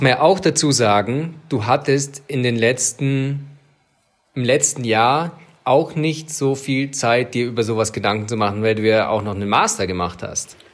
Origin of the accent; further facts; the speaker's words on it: Swabia, Germany; ich als Schwabe